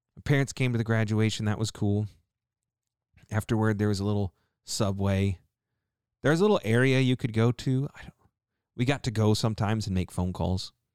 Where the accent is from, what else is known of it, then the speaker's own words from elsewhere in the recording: Tulsa, Oklahoma, United States; moved away; I grew up in Tulsa. For a little while, at least